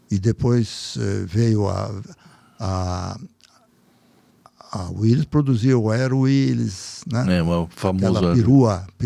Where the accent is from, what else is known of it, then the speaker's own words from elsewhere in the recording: Salto, São Paulo, Brazil; porque nós moramos em Salto. Eu nasci em Salto.